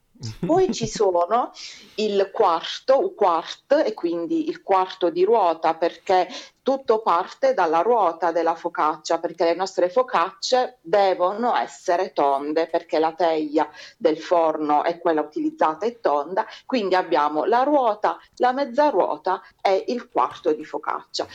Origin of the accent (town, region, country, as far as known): Bari, Apulia, Italy